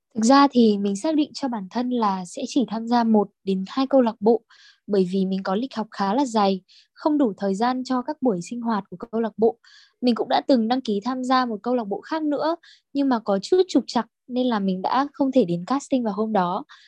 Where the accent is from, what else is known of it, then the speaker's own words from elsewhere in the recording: Bac Ninh, Vietnam; mình đến từ Bắc Ninh